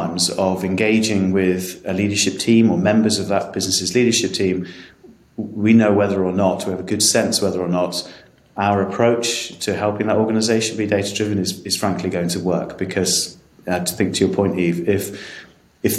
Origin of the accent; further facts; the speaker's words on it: England, United Kingdom; I'm going to say this as an Englishman